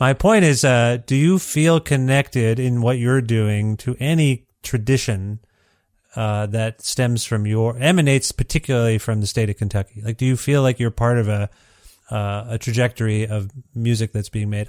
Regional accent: Ontario, Canada; moved away as an adult; also born or lived in Guelph, Ontario; I'm from Ontario

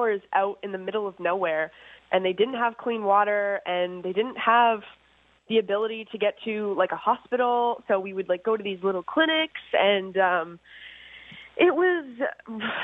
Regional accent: Orono, Ontario, Canada; now in New York City, United States; I'm from Orno, Ontario. We had like 46 acres where I grew up

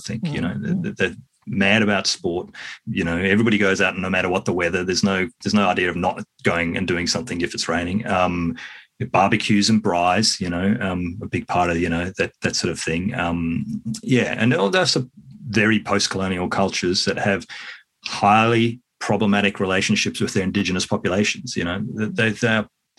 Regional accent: New Zealand; now in Australia; I should have said yes. I'm from New Zealand.

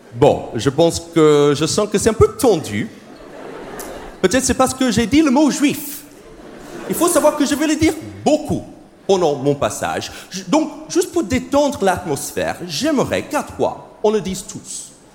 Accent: United States; accent: American; French is a second language; moved away; C'est mon vrai accent, c'est parce que je suis américain

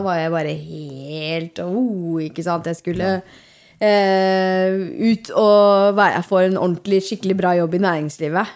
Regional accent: Hallingdal, Buskerud, Norway; Jeg er jo fra Hallingdal.

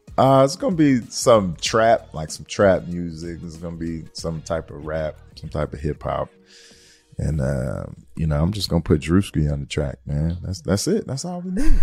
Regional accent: Detroit, Michigan, United States; I'm from Detroit, Michigan.

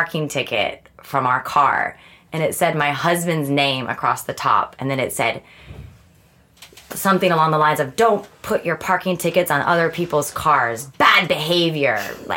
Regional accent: United States; also born or lived in London; now in Stockholm, Sweden; an American living in Sweden

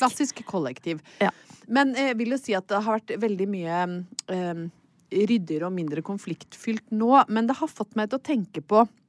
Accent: Brøttum, Innlandet, Norway; moved away; jeg hadde vært hjemme på Brøttum ei helg

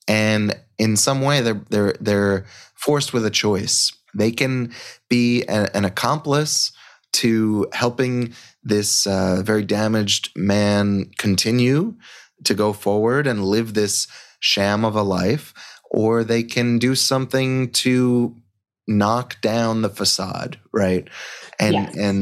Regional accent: Long Island, New York, United States; I grew up on Long Island

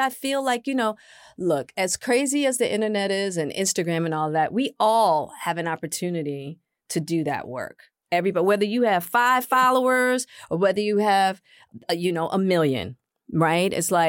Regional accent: Hollywood, California, United States; I'm a woman, I'm Black, and I'm from Hollywood.

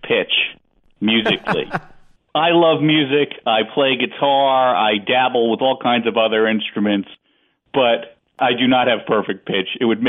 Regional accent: Northeast, United States; Obviously, I grew up in the Northeast and everything.

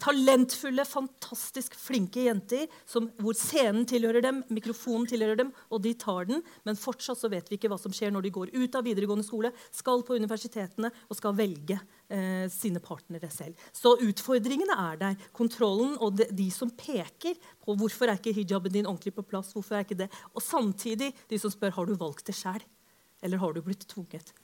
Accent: Oslo, Norway; jeg vokste opp på Holmlia

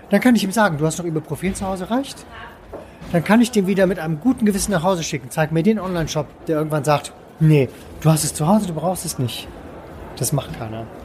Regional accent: Cologne, North Rhine-Westphalia, Germany; Ich komme aus Köln, möchte in Köln. Ich möchte bei mir auf der Severinstraße verkaufen.

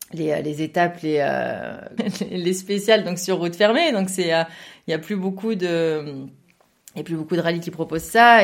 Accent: Saint-Étienne, Auvergne-Rhône-Alpes, France; je viens d'une région qui, euh, qui, aime beaucoup la voiture et qui a aussi des routes qui permettent de rouler, qui est un peu euh, dans le centre, effectivement, c'est la région de Saint-Étienne, j'en suis plutôt fière

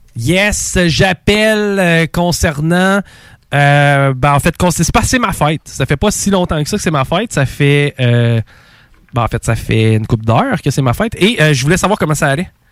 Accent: Quebec City, Quebec, Canada; moi, je suis de Québec

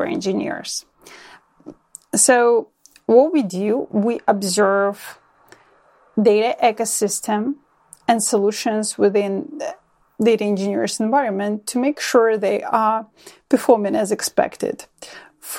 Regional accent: Ukraine; now in Ontario, Canada; born and raised in Ukraine, currently living in Ontario, Canada

